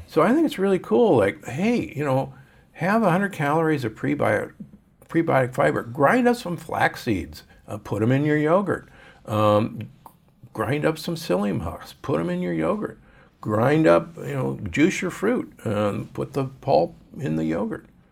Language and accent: English; Omaha, Nebraska, United States; I grew up in Omaha.